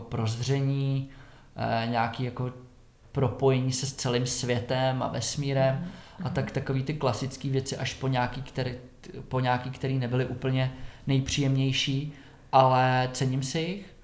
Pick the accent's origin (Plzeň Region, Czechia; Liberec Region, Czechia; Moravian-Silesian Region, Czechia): Plzeň Region, Czechia; Sušice; moved away as an adult; also born or lived in Prague; vyrůstal jsem v Sušici uh, až do 19.